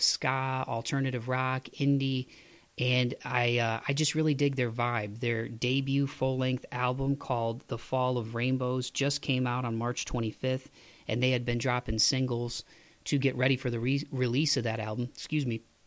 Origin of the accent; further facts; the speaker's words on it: Toledo, Ohio, United States; moved away; my hometown of Toledo